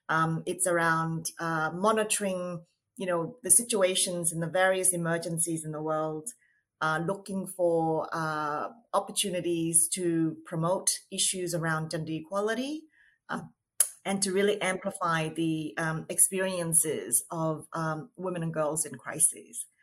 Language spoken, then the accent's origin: English; Australia; now in New York, United States; Um, I am Australian um, in terms of my citizenship, but currently living in New York.